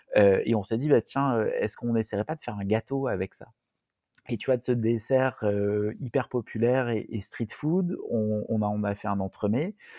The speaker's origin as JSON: {"language": "French", "town": "Marseille", "region": "Provence-Alpes-Côte d'Azur", "country": "France", "said": "en tant que Marseillais"}